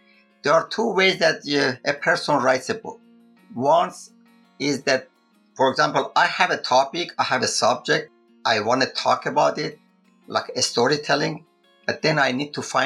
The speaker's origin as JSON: {"language": "English", "country": "Iran", "said": "I'm from Iran"}